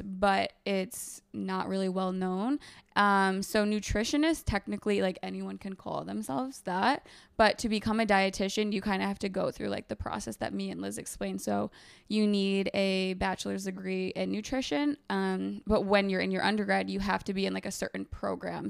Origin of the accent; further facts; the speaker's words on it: Binghamton, New York, United States; moved away as an adult; also born or lived in Ithaca, New York; now in New York City, United States; I'm originally from upstate New York, so, like, Binghamton area